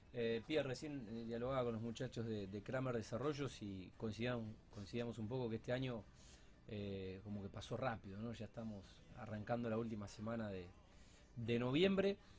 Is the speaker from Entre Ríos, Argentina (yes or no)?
no; Rosario, Santa Fe, Argentina; soy Rosarino